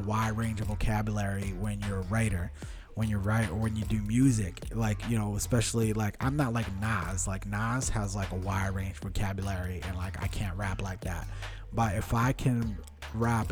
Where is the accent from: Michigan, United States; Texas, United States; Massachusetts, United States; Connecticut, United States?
Massachusetts, United States; Westborough; first language Portuguese; English is a second language; growing up in Westboro